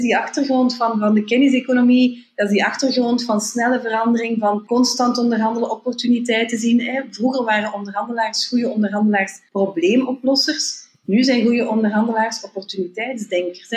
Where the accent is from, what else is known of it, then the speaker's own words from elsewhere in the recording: Belgium; als Belgen